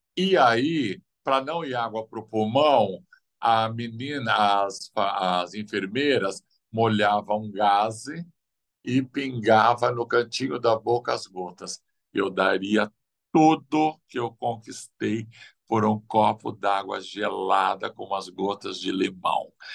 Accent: São Paulo, Brazil; eu vim de Pirituba

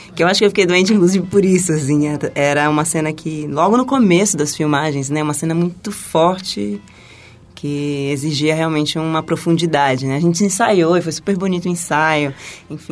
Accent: Taboão da Serra, São Paulo, Brazil; sou da periferia de Taboão da Serra. E ah, eu cresci de forma bastante humilde

